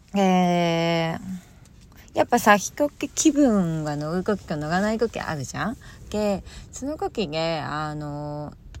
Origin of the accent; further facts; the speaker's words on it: Hokkaido, Japan; moved away; 地元北海道